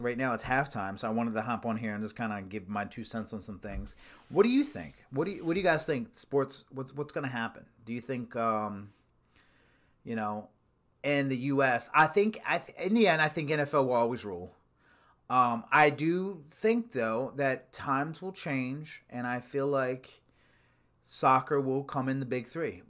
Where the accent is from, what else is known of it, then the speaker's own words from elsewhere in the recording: United States; We're in the United States